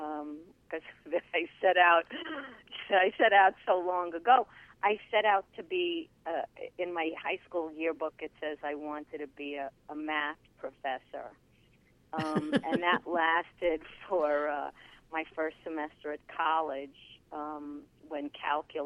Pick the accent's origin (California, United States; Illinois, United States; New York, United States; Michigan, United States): New York, United States; New York City; first language Yiddish; English is a second language; Yiddish was my first language, even though I was born in Brooklyn